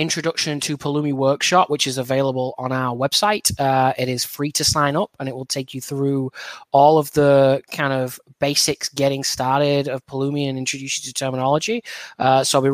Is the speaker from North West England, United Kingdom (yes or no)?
yes; Burnley, North West England, United Kingdom; moved away as an adult; now in Seattle, United States; my hometown club of Burnley